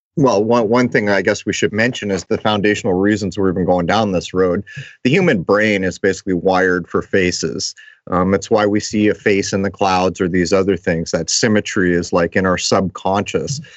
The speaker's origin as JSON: {"language": "English", "town": "La Mesa", "region": "California", "country": "United States", "tie": "born or raised there", "said": "La Mesa, which is my hometown of San Diego."}